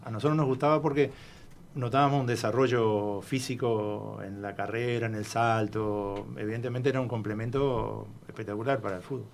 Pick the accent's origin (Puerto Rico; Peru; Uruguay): Uruguay; como todo uruguayo de raza